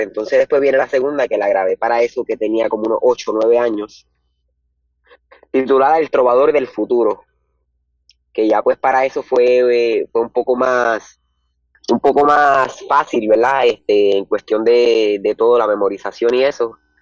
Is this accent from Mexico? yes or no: no; Morovis, Puerto Rico; soy del pueblo de Morovis. Eh, he residido por acá toda mi vida y tengo 15